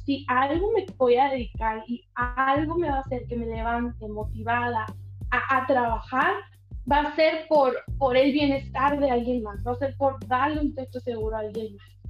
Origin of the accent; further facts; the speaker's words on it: Miguel Alemán, Sonora, Mexico; aquí en mi ciudad, aquí en mi país.